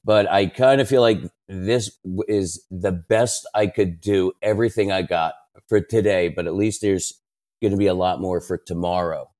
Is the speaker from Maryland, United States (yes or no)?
yes; Maryland, United States; I grew up in Maryland, right outside Washington, D